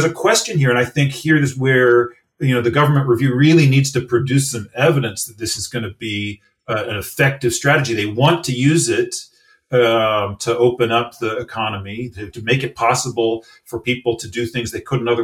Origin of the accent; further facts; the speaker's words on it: United States; accent: American; you can maybe tell from my accent, from an American